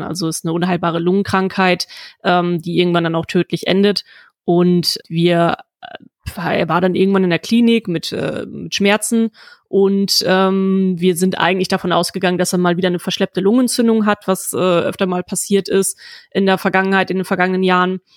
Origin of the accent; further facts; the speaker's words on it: Germany; ich bin auf dem platten Land aufgewachsen